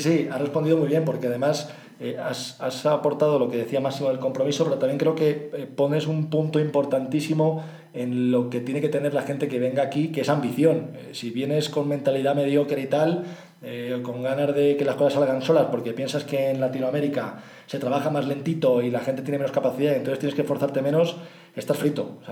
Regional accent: Spain; Nosotros como españoles

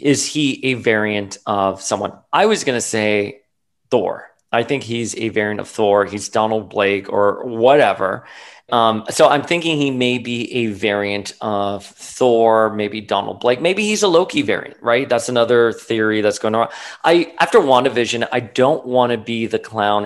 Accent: Florida, United States; moved away; a Florida boy, I grew up like on Cayo Ocho, literally 100 degree weather.

